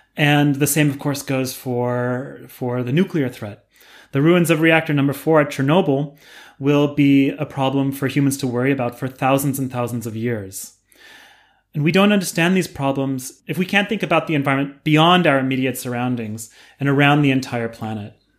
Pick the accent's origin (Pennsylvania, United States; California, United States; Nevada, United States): California, United States; San Diego; I grew up in San Diego in California.